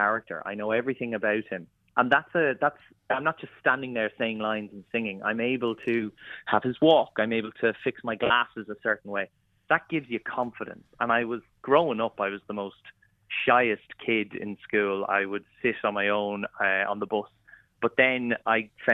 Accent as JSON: {"language": "English", "town": "Kilmessan", "region": "County Meath", "country": "Ireland", "tie": "born or raised there", "moved": "yes", "said": "my local village in Kilmessan"}